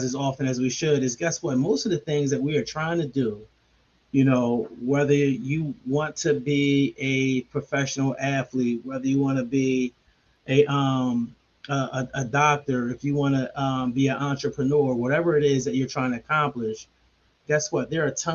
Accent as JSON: {"language": "English", "town": "Philadelphia", "region": "Pennsylvania", "country": "United States", "tie": "born or raised there", "said": "I'm from Logan, Tenth and Lindley"}